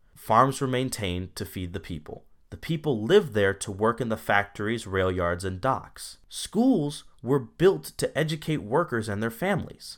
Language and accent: English; Chicago, Illinois, United States; moved away; I come from Chicago originally